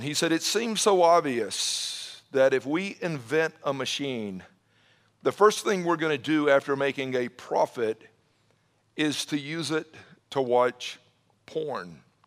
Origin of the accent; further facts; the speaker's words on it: Atlanta, Georgia, United States; growing up in the Atlanta area, uh, back in the seventies, I graduated high school in nineteen eighty